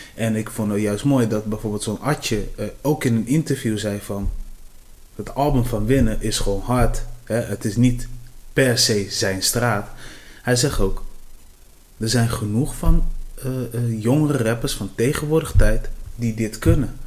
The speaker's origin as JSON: {"language": "Dutch", "country": "Cape Verde", "said": "ik kom van de Café des Eilanden"}